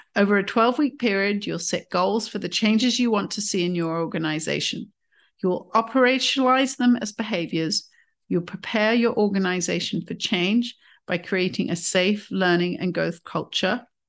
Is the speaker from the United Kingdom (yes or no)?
yes; United Kingdom; as a Brit